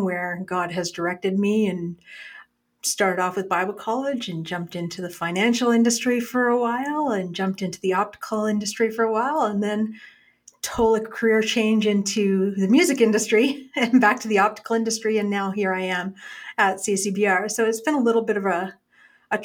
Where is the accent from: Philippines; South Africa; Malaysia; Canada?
Canada; small town Alberta; I am originally a small town Alberta girl. I grew up small town here